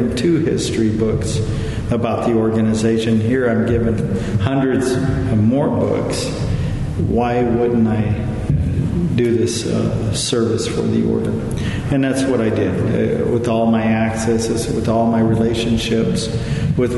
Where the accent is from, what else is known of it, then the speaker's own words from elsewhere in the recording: California, United States; I'm from California.